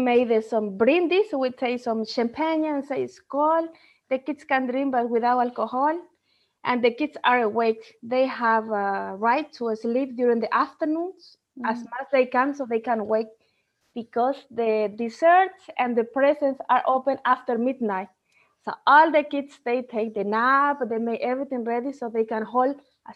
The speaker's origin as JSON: {"language": "English", "country": "Bolivia", "second_language": "English", "moved": "as an adult", "lives_now": "Denmark", "said": "I'm coming from Bolivia. For those who doesn't know where is Bolivia located, it's in the heart of South America."}